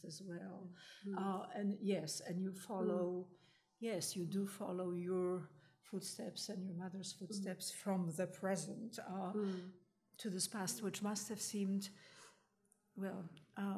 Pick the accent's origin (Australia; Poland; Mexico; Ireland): Poland; I grew up in Poland after the war